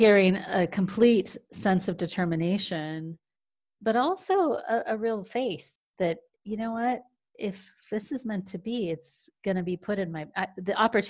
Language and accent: English; United States; I'm American.